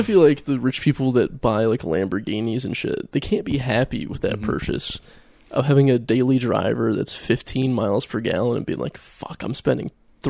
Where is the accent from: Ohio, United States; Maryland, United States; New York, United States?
Ohio, United States; Akron; moved away; we're from Akron.